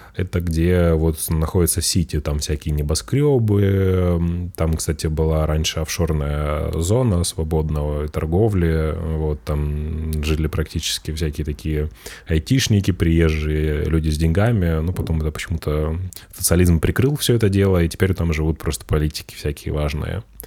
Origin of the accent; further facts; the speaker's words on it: Russia; now in Spain; я русский